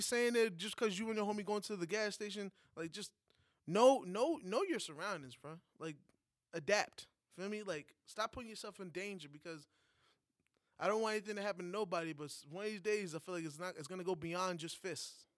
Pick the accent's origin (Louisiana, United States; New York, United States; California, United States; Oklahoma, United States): New York, United States; moved away; As a New Yorker outside of a state